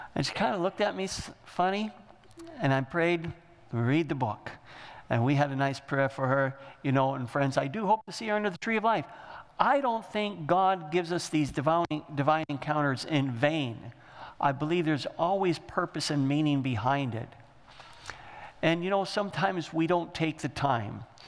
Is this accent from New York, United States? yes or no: no; Michigan, United States; We're from Michigan